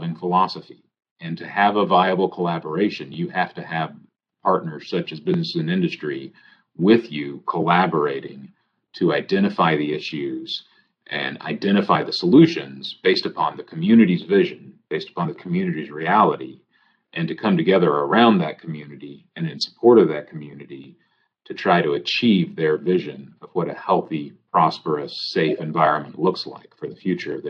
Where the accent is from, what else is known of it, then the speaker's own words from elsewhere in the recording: Houston, Texas, United States; I come from Houston. I advocated in Houston.